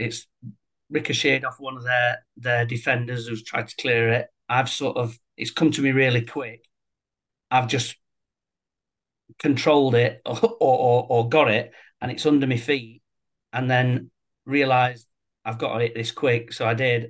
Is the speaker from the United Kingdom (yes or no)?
yes; Sheffield, Yorkshire and the Humber, United Kingdom; Sheffield lad, born and bred in Sheffield, a Sheffield Wednesday fan